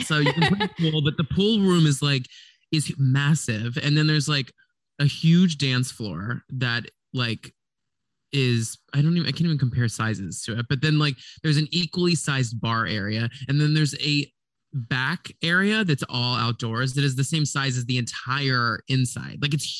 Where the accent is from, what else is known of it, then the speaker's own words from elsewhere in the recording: Dallas, Texas, United States; Dallas is a little bit more, I'm from Dallas.